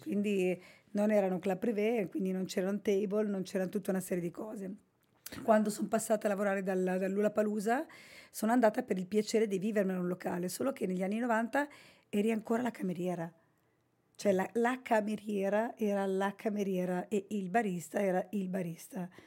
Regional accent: Basilicata, Italy; Io sono originaria della Basilicata

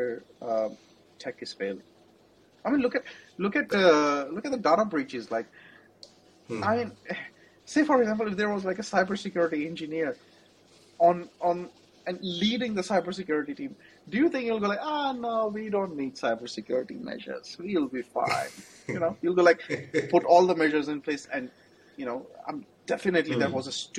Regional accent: Jammu, Jammu and Kashmir, India; moved away; I'm from Jammu. I'm not from Delhi.

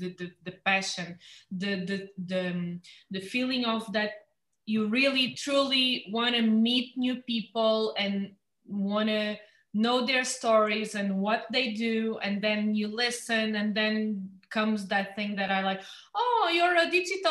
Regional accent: Lagos, Algarve, Portugal; I was born here in Lagos. I know everyone in town

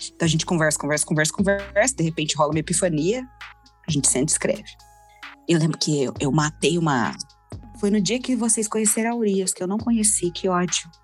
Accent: Londrina, Paraná, Brazil; A gente foi criado todo mundo em Londrina

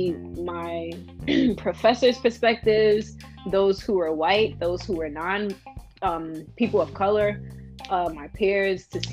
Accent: New York City, New York, United States; moved away as an adult; now in Buffalo, United States; I'm from Brooklyn, New York, in New York City

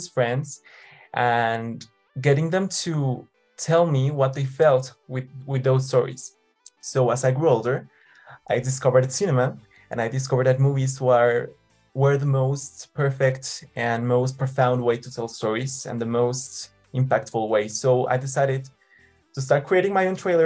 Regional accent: Mexico City, Mexico; I was born and raised in Mexico City. Mexico is my country.

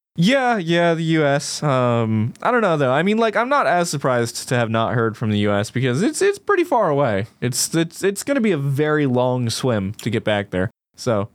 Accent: United States; as an American

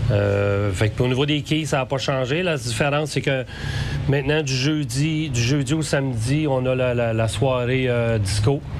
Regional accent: Saint-Raymond, Quebec, Canada; continuer ce que ce, joyau-là d'activité familiale était chez nous à Saint-Raymond

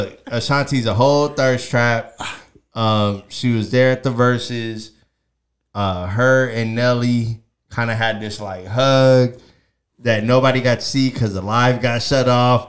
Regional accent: New York, United States; I'm from New York

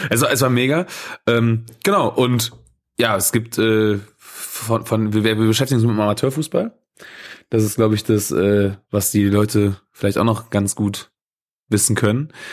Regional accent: Krefeld, North Rhine-Westphalia, Germany; gebürtiger Krefelder

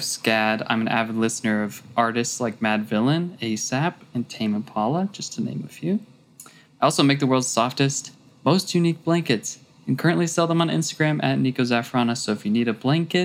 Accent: Fort Collins, Colorado, United States; I'm from Fort Collins, Colorado

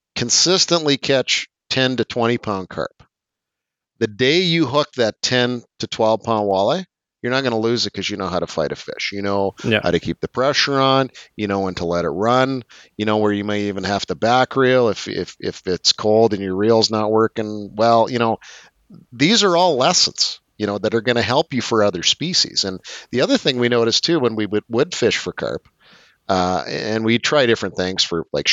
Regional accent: Eastern Qu'Appelle, Saskatchewan, Canada; As a kid, I grew up in the Eastern Coppell, so I fished Round Lake a ton as a kid.

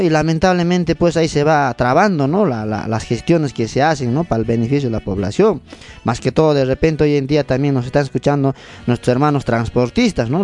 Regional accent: Limatambo, Cusco, Peru; Nosotros también como limatambeños

